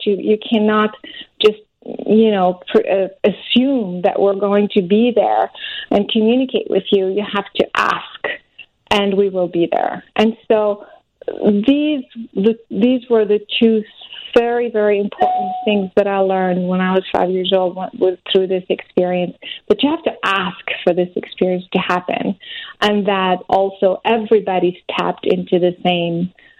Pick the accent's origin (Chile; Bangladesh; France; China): France; now in United States; I'm originally French, but I'm American now.